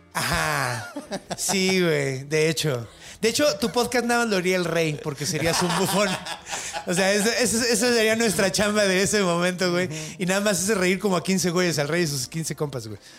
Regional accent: Mexico City, Mexico; also born or lived in Juárez; Yo nací aquí y luego fui un rato para allá y luego me regresé

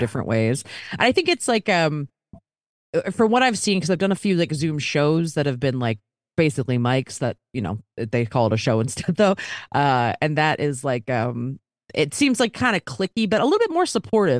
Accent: Baltimore, Maryland, United States; moved away as an adult; also born or lived in Philadelphia; now in Los Angeles, United States; I'm from Baltimore originally, went to college in Philly, but then I moved out to L

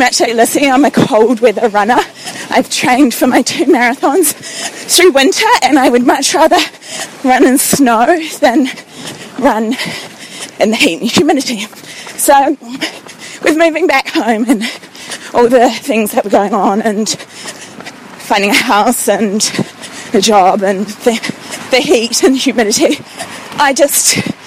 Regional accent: New Zealand; also born or lived in London; I'm a New Zealander, and I moved back to New Zealand in December last year, having lived in London for 3 years.

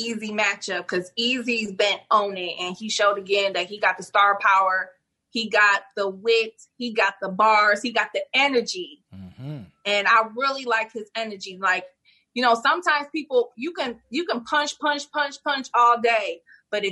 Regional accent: Detroit, Michigan, United States; now in Columbus, United States; I'm from Detroit, but I live here in Columbus, Ohio

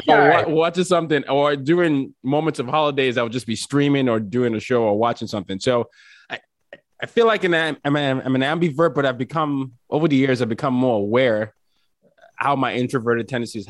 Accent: Nigeria; I'm from Nigeria. We have a lot of celebratory cultures

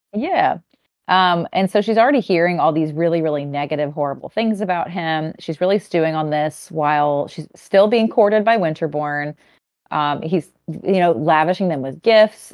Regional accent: Cajun, Louisiana, United States; as a Cajun girly

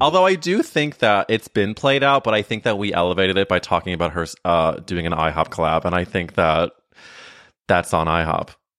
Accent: St. Louis, Missouri, United States; moved away; I went to high school, so I'm from Saint Louis

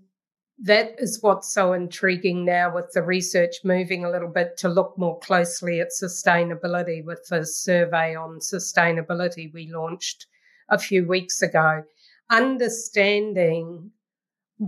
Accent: New Zealand; moved away as an adult; now in Ottawa, Canada; I'm a New Zealander and currently in New Zealand

